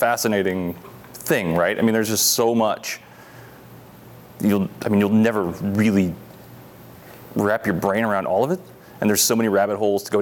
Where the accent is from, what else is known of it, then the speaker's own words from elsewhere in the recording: northeastern Pennsylvania, United States; moved away as an adult; also born or lived in Utah; now in Rogue Valley, Oregon, United States; I grew up in Pennsylvania, northeastern Pennsylvania